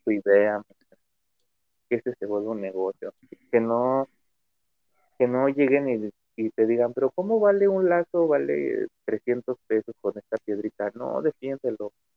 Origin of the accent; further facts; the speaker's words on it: Mexico; Como mexicano